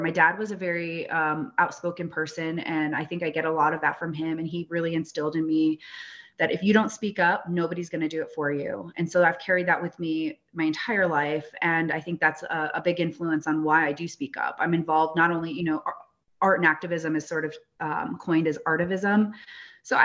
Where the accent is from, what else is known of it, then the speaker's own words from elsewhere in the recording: United States; people find out I'm from Standing Rock.